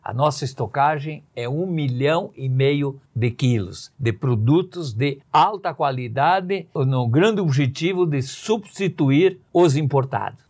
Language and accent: Portuguese; Rio dos Cedros, Santa Catarina, Brazil; moved away as an adult; eu sou do município de Rio dos Cedros, de descendência italiana, tenho a dupla cidadania